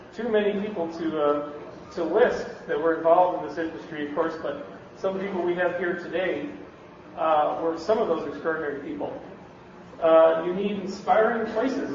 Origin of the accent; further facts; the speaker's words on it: Canada; now in Bay Area, United States; I'm from Canada, you can't tell. You might have thought I was in Minnesota, but no. I'm from the Great Pink North.